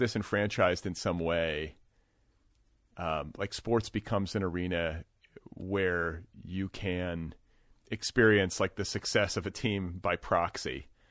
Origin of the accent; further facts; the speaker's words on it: United States; I'm an American, uh, white guy